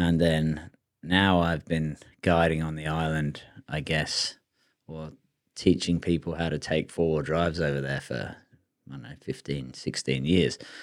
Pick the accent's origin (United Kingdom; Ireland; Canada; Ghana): United Kingdom; England; now in Australia; I got born in, you know, pretty good country. England's not that good